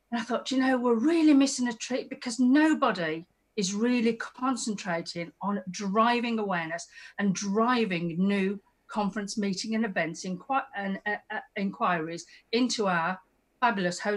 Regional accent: West Midlands, United Kingdom; I am Black Country, by the way. I know you can't always tell by my

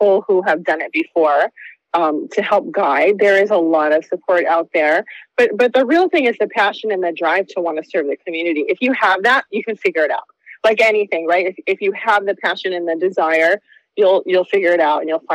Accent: Dana Point, California, United States; moved away as an adult; also born or lived in New York; now in Maui, United States; I grew up in Dana Point

